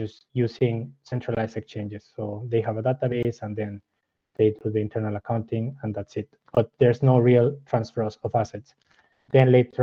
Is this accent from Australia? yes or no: no; Mexico; moved away as an adult; also born or lived in Mexico City, Mexico / Germany / Pittsburgh, United States; now in Freienbach, Switzerland; I'm originally from Mexico. So I studied my undergrad in Mexico City.